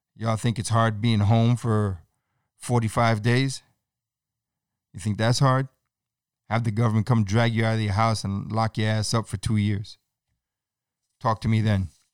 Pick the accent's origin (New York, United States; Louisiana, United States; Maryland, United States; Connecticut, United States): New York, United States; New York City; I'm born and raised in New York City